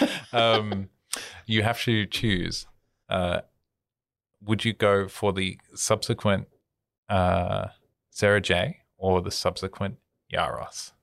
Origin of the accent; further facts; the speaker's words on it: Australia; as an Australian who lives in this culture